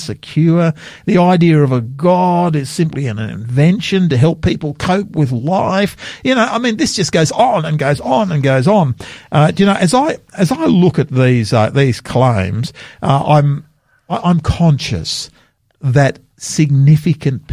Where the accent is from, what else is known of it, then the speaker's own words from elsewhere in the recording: Sydney, New South Wales, Australia; now in South Australia, Australia; I grew up in Sydney as a young man over there